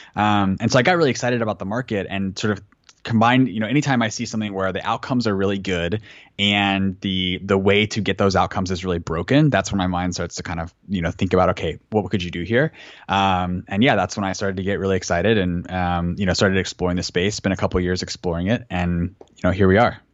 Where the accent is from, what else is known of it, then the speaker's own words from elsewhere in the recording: Florida, United States; also born or lived in Atlanta, Georgia; when I was really young, we moved from Atlanta, where my mom was a public school teacher, to Florida